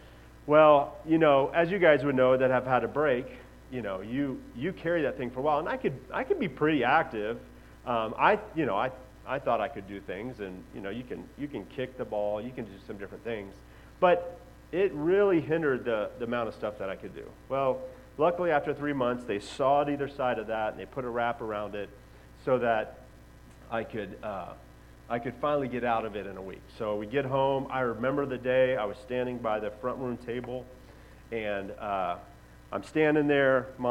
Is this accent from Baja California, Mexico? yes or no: no; Xalapa, Veracruz, Mexico; But growing up in Mexico, I lived in Jalapa, Veracruz, which is where the word jalapeno peppers comes from